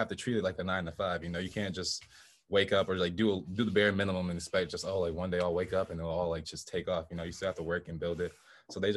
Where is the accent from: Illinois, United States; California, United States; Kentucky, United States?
Illinois, United States; Chicago; also born or lived in Plano, Illinois; I was born in Chicago as well. We moved out to Plano, Illinois, which is like a small town outside of Chicago, about an hour, I think, like west